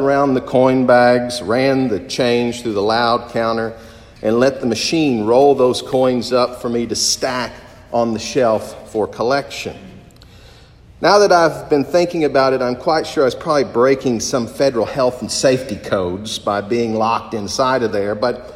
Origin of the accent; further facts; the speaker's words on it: Corbin, Kentucky, United States; a local bank in my hometown, the First National Bank of Corbin, Kentucky